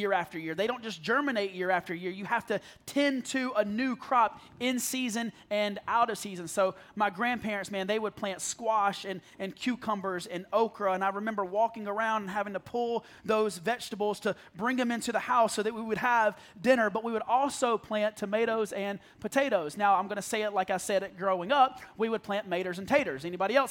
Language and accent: English; South Carolina, United States; I grew up in the middle of nowhere, South Carolina